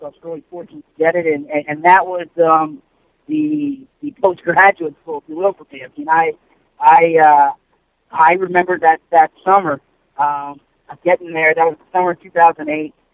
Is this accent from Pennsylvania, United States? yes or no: yes; Philadelphia, Pennsylvania, United States; also born or lived in New York; my hometown Philly. My family's in Philly